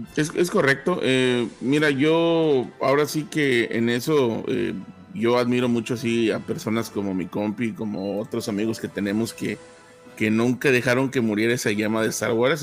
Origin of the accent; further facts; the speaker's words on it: Tampico, Tamaulipas, Mexico; now in Arlington, United States; México, de donde soy yo, soy Tampico Madero, de la zona del sur de Tamaulipas